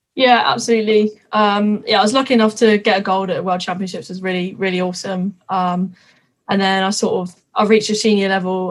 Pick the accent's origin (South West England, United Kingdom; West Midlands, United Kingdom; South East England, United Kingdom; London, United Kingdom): London, United Kingdom; Twickenham; I'm from Twickenham. I literally have been brought up, born and bred rugby